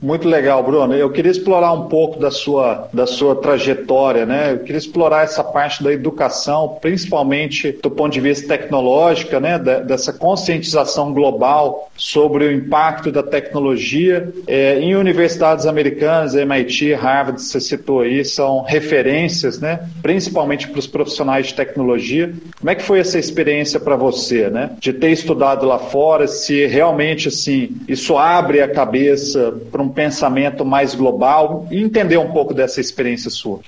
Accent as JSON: {"language": "Portuguese", "region": "Minas Gerais", "country": "Brazil", "said": "eu, como um bom mineiro"}